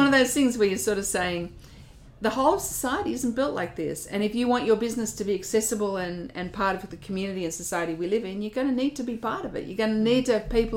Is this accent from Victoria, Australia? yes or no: no; Wollongong, New South Wales, Australia; Now, I grew up in Wollongong. Now, my family's from Kangaroo Valley, but I grew up in Wollongong